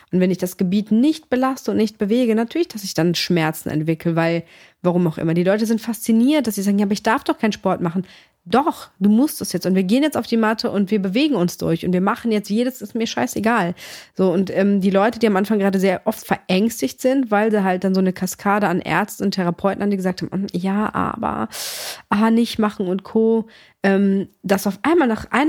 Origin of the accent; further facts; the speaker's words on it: Greece; meine Mom, wir kommen aus Griechenland